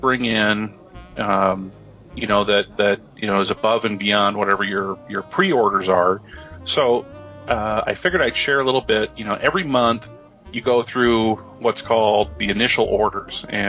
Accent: Midwest, United States; I'm a Midwesterner

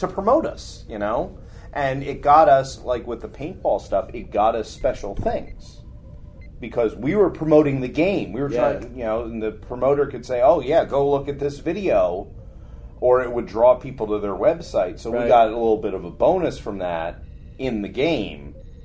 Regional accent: New Jersey, United States; we're from Jersey.

